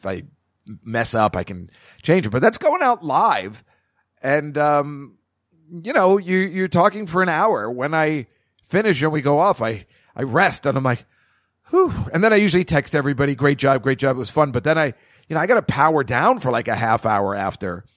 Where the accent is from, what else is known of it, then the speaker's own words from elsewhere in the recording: Edison, New Jersey, United States; the mall where I grew up in Edison, New Jersey